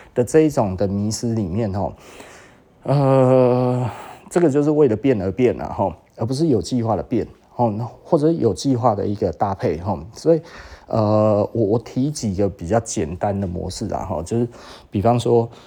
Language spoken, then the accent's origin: Chinese; Taiwan; 我们台湾这一边